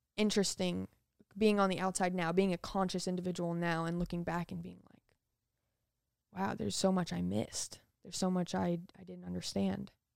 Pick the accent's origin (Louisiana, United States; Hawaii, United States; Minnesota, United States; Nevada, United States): Nevada, United States; Las Vegas; also born or lived in Utah / Florida; I grew up in Las Vegas. I was born in Utah, in a very, very tiny little city